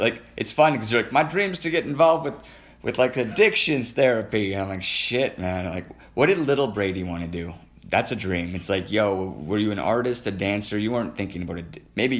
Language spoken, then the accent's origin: English; Edmonton, Alberta, Canada; I grew up in Edmonton. I grew up all over the world, but I mean, I was born in the Misericordia in Edmonton, Alberta, across the street from West Edmonton Mall.